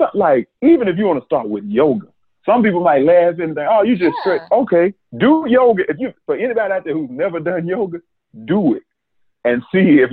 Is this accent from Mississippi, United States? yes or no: yes; Mississippi, United States; we're from Mississippi